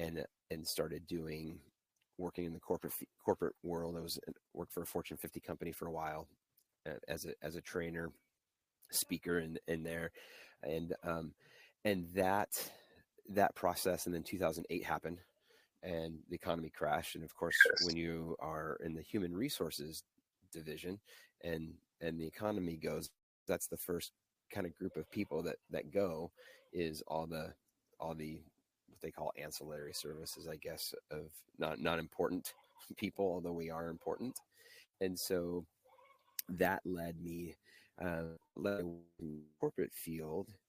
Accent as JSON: {"language": "English", "area": "suburbs of Chicago, the Midwest", "region": "Illinois", "country": "United States", "tie": "born or raised there", "said": "I grew up in the Midwest, in the suburbs of Chicago mostly"}